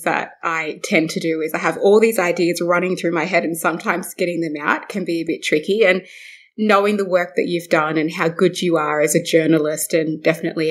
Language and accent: English; Brewarrina, New South Wales, Australia; also born or lived in Broken Hill; I was born in Broken Hill on Barkindji country, and I was raised in Brewarrina with my mum